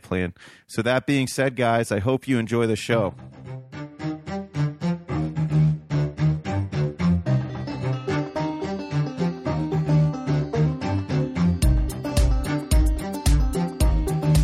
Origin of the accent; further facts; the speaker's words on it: Ohio, United States; I grew up in Ohio